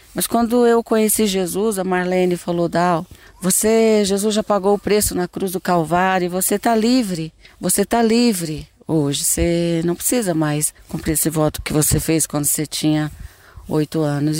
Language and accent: Portuguese; Brasília, Federal District, Brazil; born or raised there; also born or lived in Goiânia, Goiás, Brazil